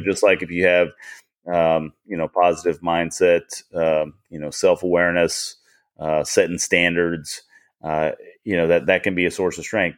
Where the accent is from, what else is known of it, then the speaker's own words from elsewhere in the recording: United States; I was born in America